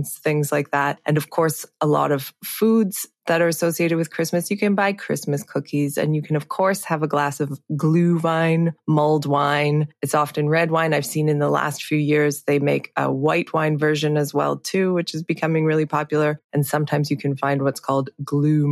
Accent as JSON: {"language": "English", "country": "Canada", "tie": "born or raised there", "moved": "as an adult", "lives_now": "Switzerland", "said": "I am half Swiss. I grew up in Canada. And yeah, I moved to Switzerland about, oh, now it's like 12 years ago"}